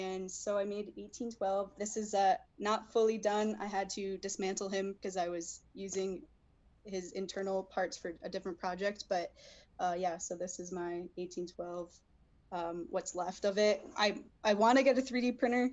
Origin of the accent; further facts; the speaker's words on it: Connecticut, United States; moved away as an adult; now in West Coast, United States; I'm from Connecticut, from the East Coast originally